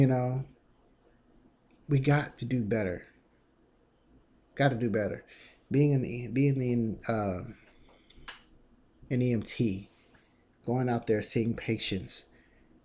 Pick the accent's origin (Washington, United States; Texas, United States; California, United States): Texas, United States; I'm from Texas